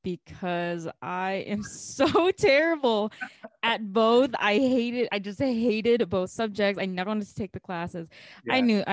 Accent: Chicago, Illinois, United States; also born or lived in China; most of my friends growing up here

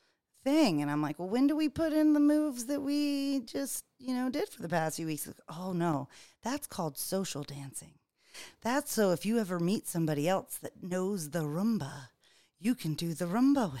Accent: Charleston, South Carolina, United States; we're all three from Charleston

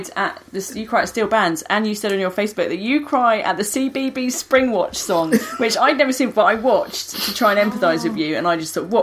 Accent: United Kingdom; we're British.

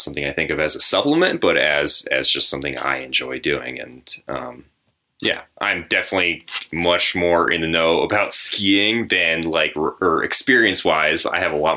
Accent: New England, United States; now in Colorado, United States; I grew up in the Northeast area, the New England area

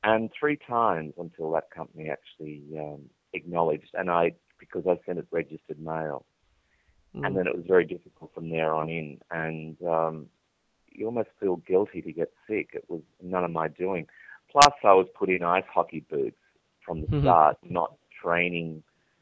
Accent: Charleville, Queensland, Australia; I was born in Charleville in central Queensland, which is a sheep country.

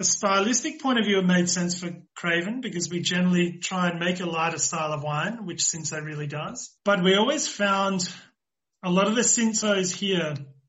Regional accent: Australia; now in South Africa; I'm the Australian side

